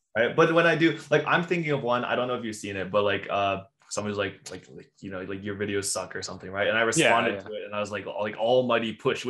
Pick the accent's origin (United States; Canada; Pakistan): Canada; we're Canadian.